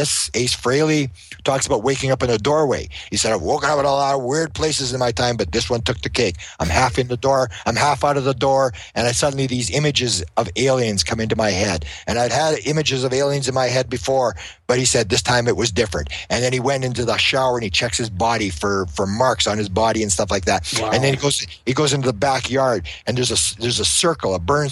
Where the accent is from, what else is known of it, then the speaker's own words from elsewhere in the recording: Winnipeg, Manitoba, Canada; I'm from Winnipeg.